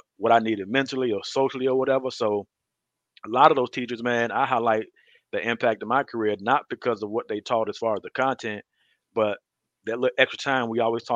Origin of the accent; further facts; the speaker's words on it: Detroit, Michigan, Mississippi, United States; I grew up, my early years, I grew up in Detroit, Michigan. And we moved to Mississippi when I was like beginning of third grade